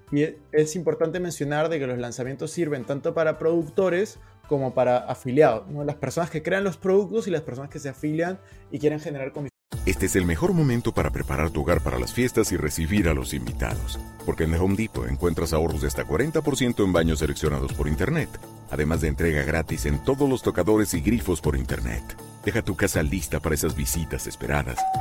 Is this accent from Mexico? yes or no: no; Peru; now in Spain; yo soy de Perú, pero estoy en este momento en España.